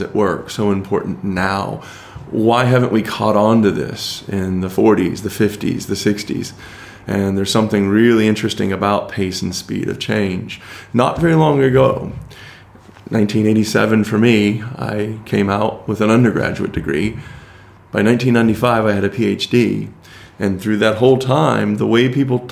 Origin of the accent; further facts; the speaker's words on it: United States; as an American.